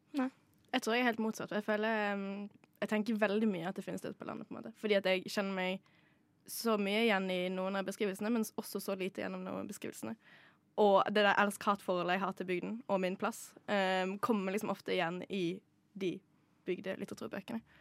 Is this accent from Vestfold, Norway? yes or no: no; Modalen, Vestland, Norway; moved away; Jeg kommer fra Modalen. Det er Norges nest minste kommune